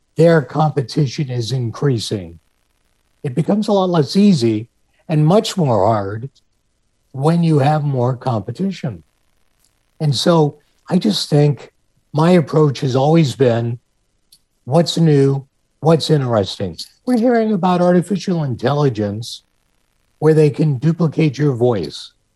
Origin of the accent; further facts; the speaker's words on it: Pittsburgh, Pennsylvania, United States; moved away as an adult; Pittsburgh, um, which is my hometown